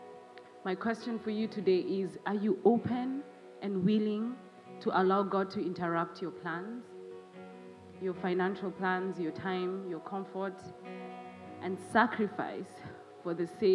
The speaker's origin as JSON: {"language": "English", "country": "Kenya", "tie": "born or raised there", "said": "my home country, Kenya"}